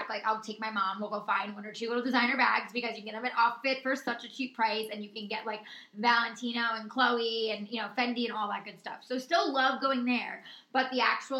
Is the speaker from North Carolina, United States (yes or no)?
no; Middletown, New York, United States; The malls where I grew up were horrible. We had like the Galleria Mall in like Middletown, New York